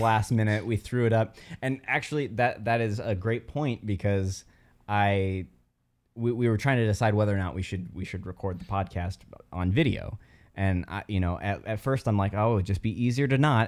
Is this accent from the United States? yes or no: yes; South Bend, Indiana, United States; I'm from South Bend, Indiana